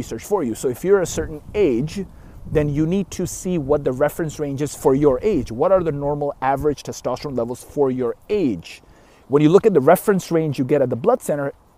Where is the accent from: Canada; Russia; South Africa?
Canada; I'm Canadian